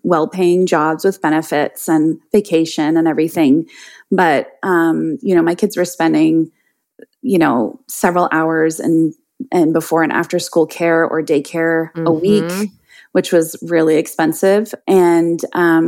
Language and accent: English; Canada; also born or lived in Ottawa; I am Canadian. I live in Ottawa, which is the capital city of our country